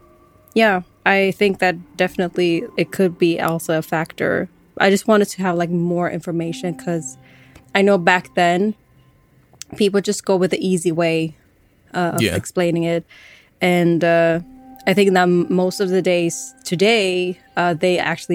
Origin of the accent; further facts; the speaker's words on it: Sweden; But as I am a Swedish, I was born in Sweden